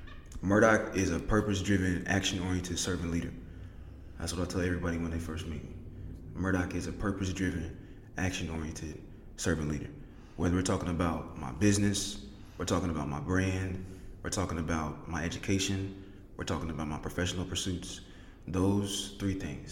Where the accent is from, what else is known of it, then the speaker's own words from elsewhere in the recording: Indianapolis, Indiana, United States; I was raised in Indianapolis. I wasn't born here. I moved a lot when I was a kid, but the city of Indianapolis made me.